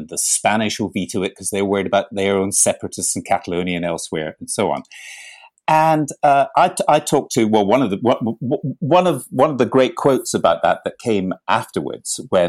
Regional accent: Glasgow, Scotland, United Kingdom; I was born in Glasgow, so I have an interest.

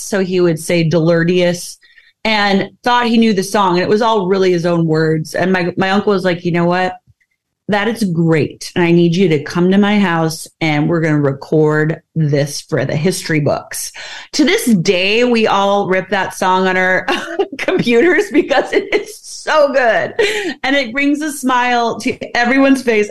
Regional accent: Midwest, United States; I am from the Midwest

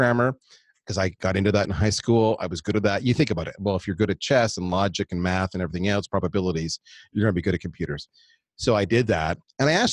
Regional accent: Canada; also born or lived in United States; we're Canadian

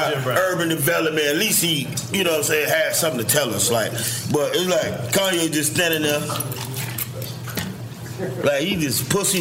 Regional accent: Miami, Florida, United States; I grew up in Miami

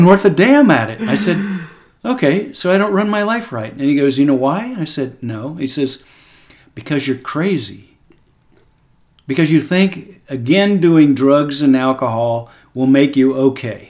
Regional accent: Texas, United States; as an American guy and as a Texan

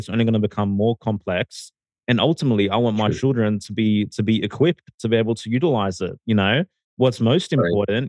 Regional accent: Sydney, New South Wales, Australia; moved away as an adult; now in Mexico; originally I'm from Sydney. Recently I relocated my entire family to Mexico

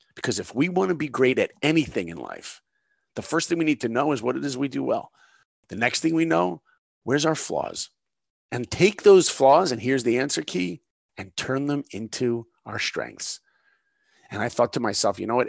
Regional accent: Long Island, New York, United States; now in Los Angeles, United States; I live in L A now, but I grew up in New York, Long Island

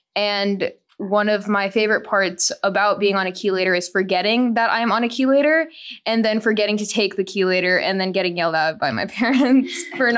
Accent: Tempe, Arizona, United States; also born or lived in Boston, Massachusetts; I'm 17 years old, and I'm from Tempe, Arizona, where it is hot, and that's it. I'm 17 years old. I'm in high school.

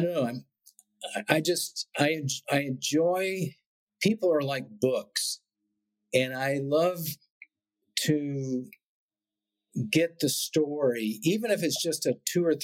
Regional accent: Beaumont, Texas, United States; also born or lived in Austin, Texas; When I was a sophomore in high school, we moved from Beaumont to Austin, Texas

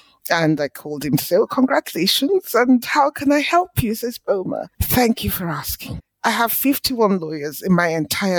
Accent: Port Harcourt, Rivers State, Nigeria; I was born in Nigeria in the 60s, went to school in Nigeria. All of my early education was in Port Harcourt, which is in the southern part of the country.

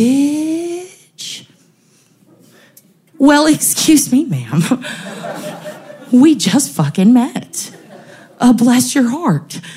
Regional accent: San Antonio, Texas, United States; I'm from San Antonio

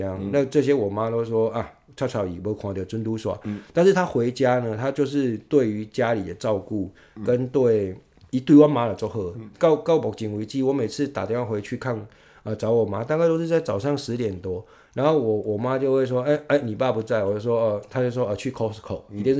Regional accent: Yunlin County, Taiwan; also born or lived in Tainan; 我通常都会两个一起讲，我是说我是台南人，但是我其实是云林云林的这样。那通常没有人会这么啰嗦啦，就讲一个地方就好了。只是我也觉得说，呃，这个对我的影响就是说，我很以云林出来的这个小孩子为荣

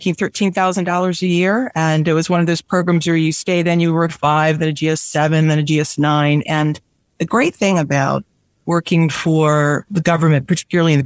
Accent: Springfield, Virginia, United States; also born or lived in Annandale, Virginia; I grew up in Springfield, Virginia

